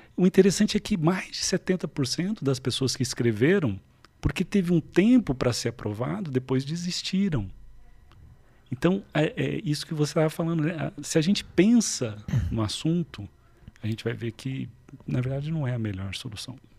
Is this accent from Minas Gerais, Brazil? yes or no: yes; Varginha, Minas Gerais, Brazil; moved away; lá em Vardinha, né? Eu sou, eu sou lá do sul de Minas, a famosa terra